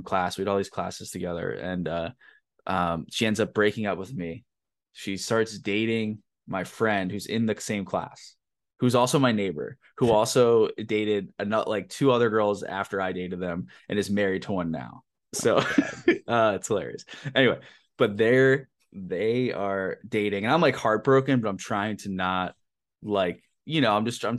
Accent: Rim Rock, Pennsylvania, United States; born or raised there

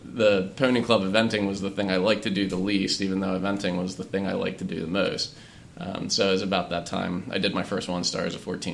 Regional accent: Baltimore County, Maryland, United States; moved away as an adult; now in Chester County, Pennsylvania, United States; I grew up in Baltimore County, north of Baltimore, and it has a strong horse area. The Maryland Hunt Cup was about 10 minutes from my house.

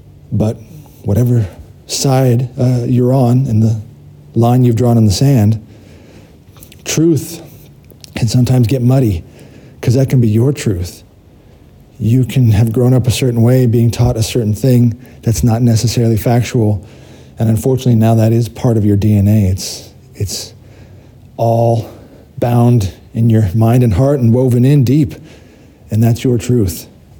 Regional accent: United States; I did grow up in America. I'm an American

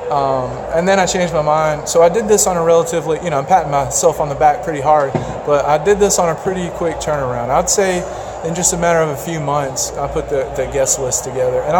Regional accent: West Tennessee, United States; I'm from West Tennessee.

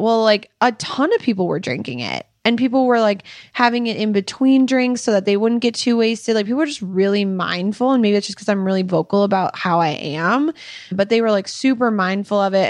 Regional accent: Minnesota, United States; moved away as an adult; now in Utah, United States; we are from Minnesota, and then we moved to Utah a year and a half ago

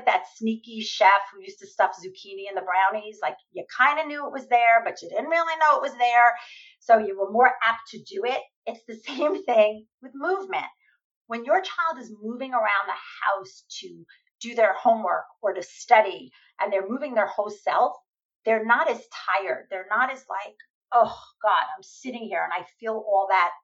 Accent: New York, United States; I'm a New Yorker

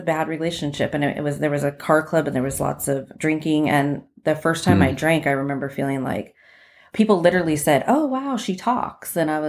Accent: Covina, California, United States; also born or lived in Las Vegas; I was born in Las Vegas, but I was raised out here, in the Baldwin Park, Covina area.

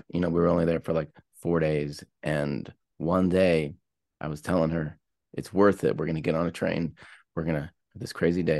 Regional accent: Pittsburgh, Pennsylvania, United States; but I'm from Pittsburgh, and some of the parts of Belgium are like hearty, like they kind of remind me of back home.

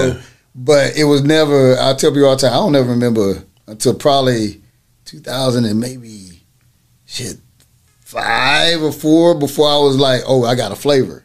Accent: Orange, Texas, United States; also born or lived in North Carolina; I'm actually I was born in North Carolina, raised in Orange, Texas

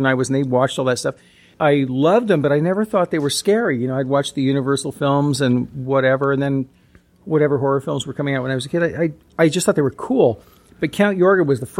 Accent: Oregon, United States; I grew up in Oregon.

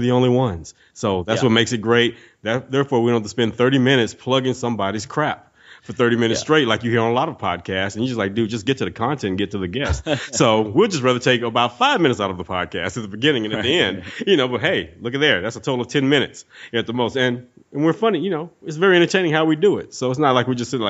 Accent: East Texas, United States; I'm from East Texas

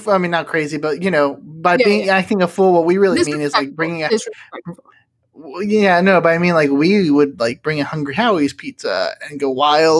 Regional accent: Orlando, Florida, United States; us growing up in Orlando

